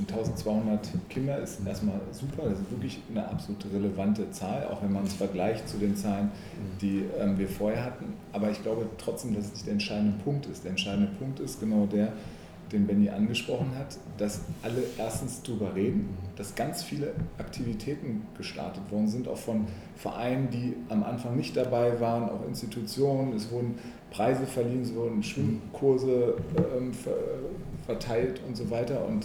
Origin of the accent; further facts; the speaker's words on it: Hanover, Lower Saxony, Germany; Ich bin ja in der List aufgewachsen